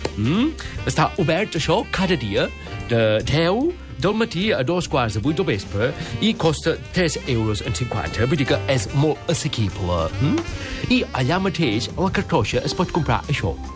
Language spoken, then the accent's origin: Catalan; Crofton, Yorkshire and the Humber, United Kingdom; Catalan is a second language; moved away as an adult; now in Catalonia, Spain; Jo vaig néixer a Crofton, molt a prop de Leeds, i allà d'adolescent vaig treballar a la ràdio local